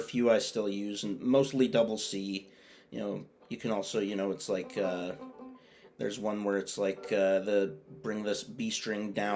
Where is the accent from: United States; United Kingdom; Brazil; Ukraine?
United States; Boston, Massachusetts; I was born here. I've never moved anywhere else.